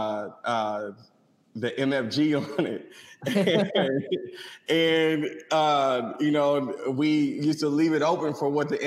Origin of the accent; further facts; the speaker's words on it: St. Louis, Missouri, United States; I'm from St. Louis, Missouri